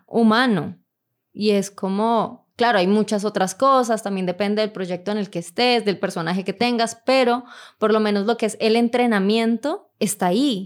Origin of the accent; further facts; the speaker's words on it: Bogotá, Colombia; accent: rola; Soy de Bogotá y toda la vida he crecido en Bogotá